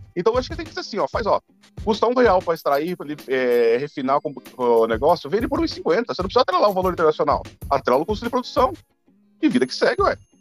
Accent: interior of São Paulo, Brazil; eu sou do interior de São Paulo

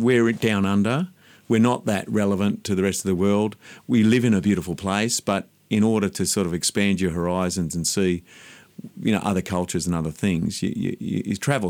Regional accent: Sydney, New South Wales, Australia; also born or lived in Mount Irvine, New South Wales; I grew up in Dundas Valley, out in the western suburbs of Sydney

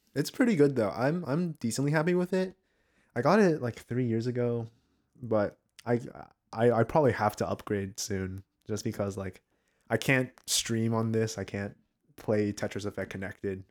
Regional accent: the South, United States; I'm from the States, you know, I'm from the, I'm from the South

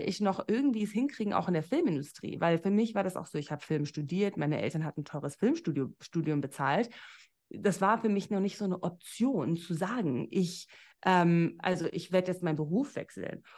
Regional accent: Namibia; moved away as an adult; also born or lived in Berlin; ich komme ja aus Namibia

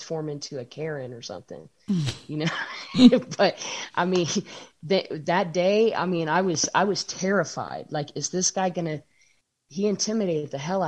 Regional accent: the North, United States; now in Henderson, United States; I'm from the North, like big city

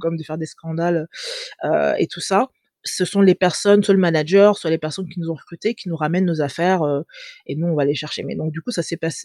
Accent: France; also born or lived in England / Angola (ancestry); J'ai grandi en France, j'ai étudié en France jusqu'à l'âge de 19 ans.

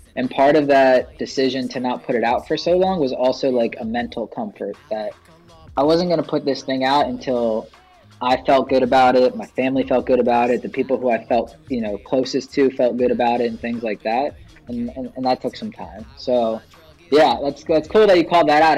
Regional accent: Philadelphia area, Pennsylvania, United States; also born or lived in Pittsburgh; I pretty much spent my entire life in the Philadelphia area

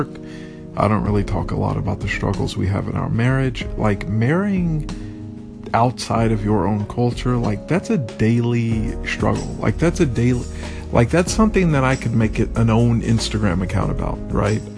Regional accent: United States; now in Vietnam; I'm the only American here. The only English-speaking person here

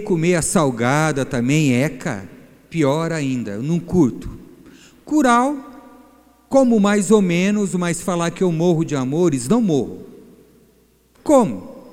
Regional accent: Bahia, Brazil; Eu sou baiano falso

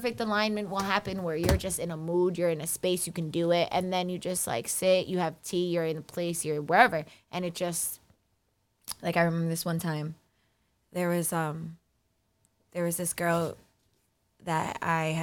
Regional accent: New York City, New York, United States; I am born and raised on Staten Island

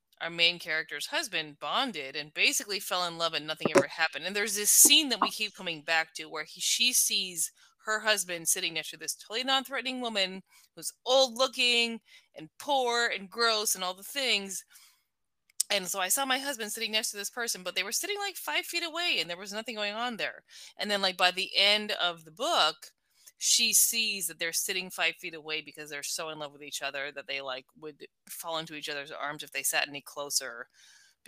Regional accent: United States

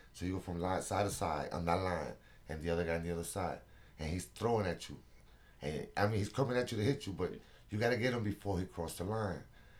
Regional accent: New York, United States; moved away as an adult; also born or lived in Puerto Rico; now in North Carolina, United States; I was born in Puerto Rico. Yeah, I was born in Puerto Rico. You came from Puerto Rico. Then I was at 6. I went to New York, and I was there all my life almost until I got to North Carolina.

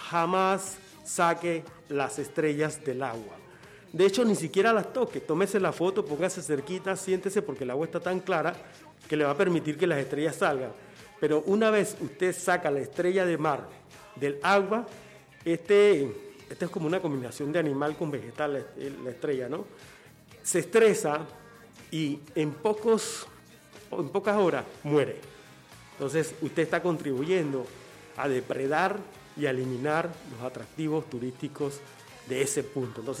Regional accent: Agua Dulce, Coclé, Panama; now in Panama City, Panama; el sueño de, todo campesino, incluyéndome a mí que me vine de Agua Dulce para Panamá, pero va a pasar lo mismo conmigo.

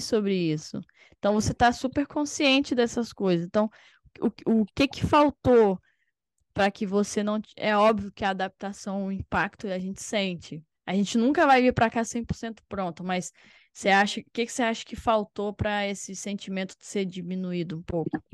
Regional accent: Espírito Santo, Brazil; eu sou do Espírito Santo

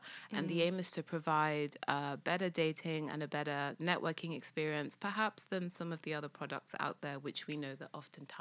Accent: London, United Kingdom; also born or lived in Lagos, Nigeria; I was born in London and grew up in London, but my family decided we were gonna move there for a few years

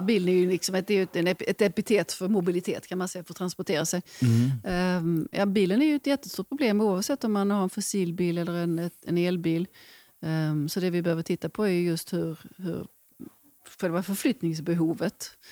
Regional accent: Sweden; vi svenskar

